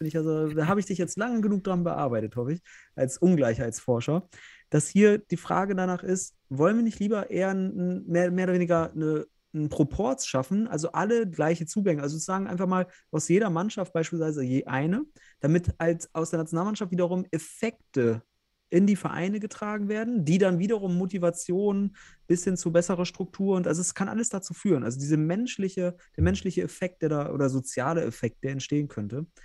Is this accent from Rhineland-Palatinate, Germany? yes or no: no; North Rhine-Westphalia, Germany; ja, ich komme ja selbst aus Westfalen